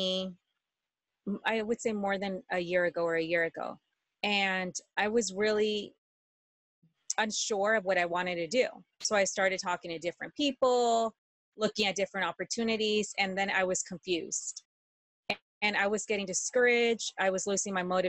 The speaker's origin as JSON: {"language": "English", "country": "Mexico", "tie": "born or raised there", "moved": "yes", "said": "And I was born in Mexico and I haven't been there for years."}